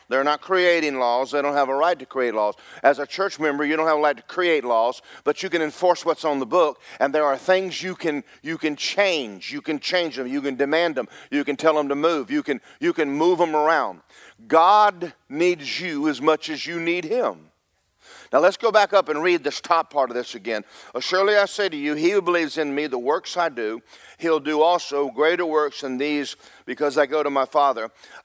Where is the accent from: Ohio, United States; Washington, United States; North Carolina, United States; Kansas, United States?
North Carolina, United States; Cherry Point; born there; because I was born in Cherry Point, North Carolina.